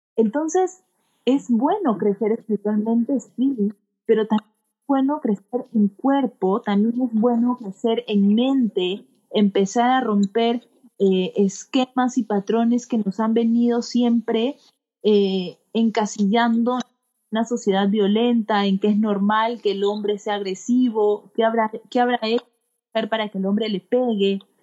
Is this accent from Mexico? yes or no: no; Peru; soy una joven peruana de 30 años